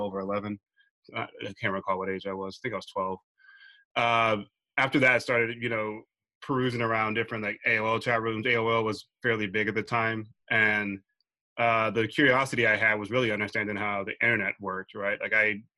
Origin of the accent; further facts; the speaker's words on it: Dallas, Texas, United States; I'm originally from Dallas, Texas